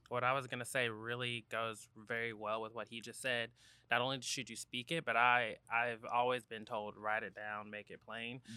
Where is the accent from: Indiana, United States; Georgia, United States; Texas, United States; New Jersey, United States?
Georgia, United States; Gwinnett County; also born or lived in Talladega, Alabama; I went to high school in Gwinnett County.